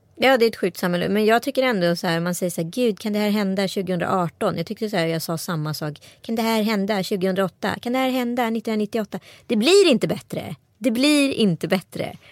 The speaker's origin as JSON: {"language": "Swedish", "town": "Strömstad", "region": "Västra Götaland", "country": "Sweden", "tie": "born or raised there", "said": "jag har vuxit upp i Strömstad kommun"}